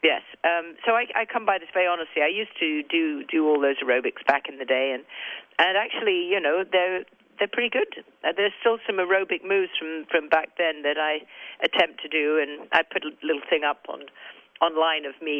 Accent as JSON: {"language": "English", "region": "England", "country": "United Kingdom", "accent": "English", "said": "my English accent"}